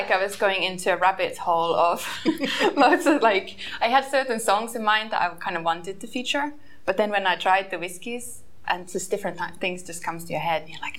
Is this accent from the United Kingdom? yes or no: no; Finland; I come from Finland, so obviously that there's a lot of rock and heavy metal.